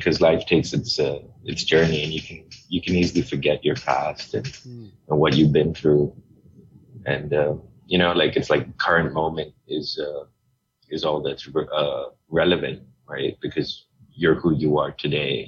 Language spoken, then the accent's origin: English; Hong Kong; moved away as an adult; also born or lived in Portugal / Los Angeles, United States / Singapore; they got married and I was born in Hong Kong. So, and then I lived there most of my childhood life